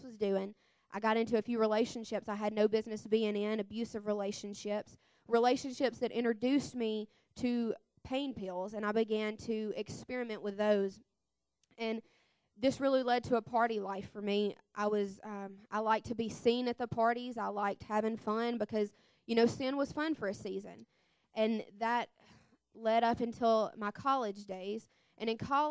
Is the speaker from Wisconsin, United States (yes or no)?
no; Mississippi, United States; I'm 23, and I'm from Mississippi. I was born and raised in a Christian family.